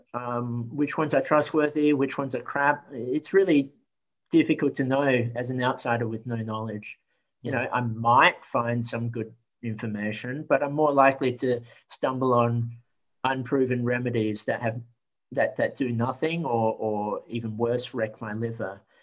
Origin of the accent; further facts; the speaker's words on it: Australia; I was born in Australia um, and had to fit in with other Australians.